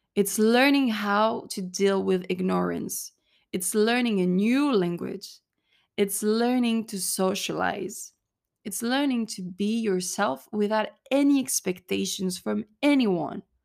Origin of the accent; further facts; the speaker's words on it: Cannes, Provence-Alpes-Côte d'Azur, France; moved away as an adult; also born or lived in Texas, United States; I come from Cannes, which is in the French Riviera in the south of France